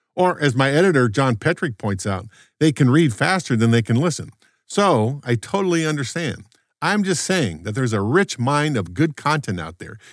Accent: Los Angeles, California, United States; now in Maryland, United States; When I was a young lad growing up in the Los Angeles suburbs, late nineteen sixties

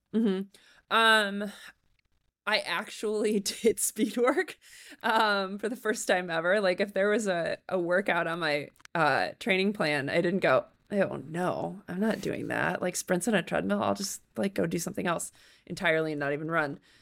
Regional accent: Chicago, Illinois, United States; moved away as an adult; also born or lived in Littleton, Colorado; I'm from the Chicago ar-, area originally. And so we moved back here

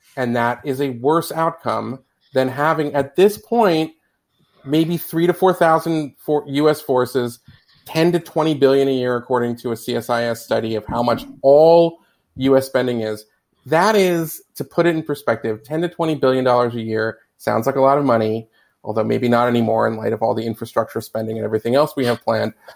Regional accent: United States

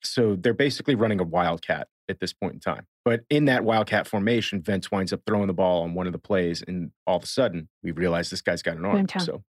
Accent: Miami, Florida, United States; I'm from Miami.

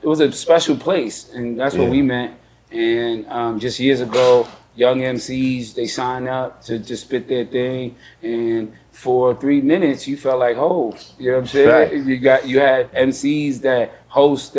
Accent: New York City, New York, United States; I'm from the Bronx

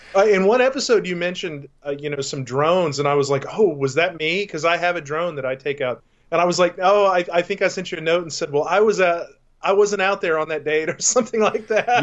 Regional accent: Texas, United States; moved away; I grew up in Texas

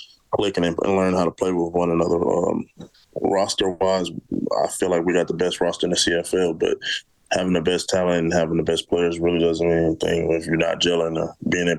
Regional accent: St. Louis, Missouri, United States; moved away as an adult; now in Edmonton, Canada; I grew up in St. Louis, Missouri

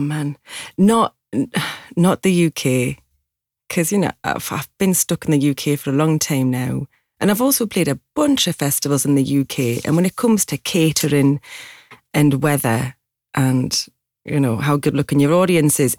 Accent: Newcastle upon Tyne, North East England, United Kingdom; accent: Geordie; moved away as an adult; now in London, United Kingdom

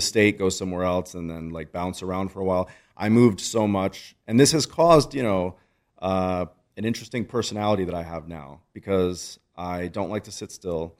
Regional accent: United States; I was born in America

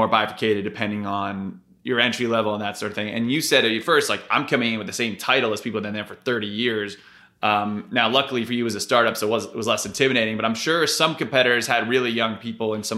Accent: Connecticut, United States; I'm from Connecticut

